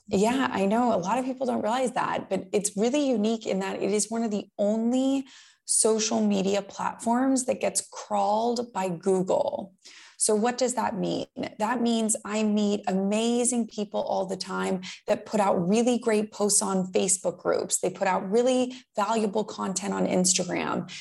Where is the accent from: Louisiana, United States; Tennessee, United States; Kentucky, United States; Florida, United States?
Florida, United States; West Palm Beach; I grew up in West Palm Beach, Florida